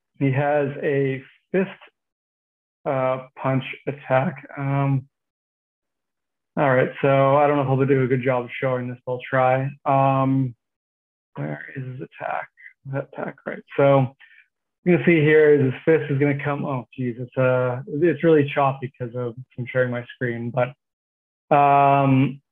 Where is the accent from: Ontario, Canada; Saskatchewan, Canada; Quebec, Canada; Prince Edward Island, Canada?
Saskatchewan, Canada; Regina; We grew up in Regina.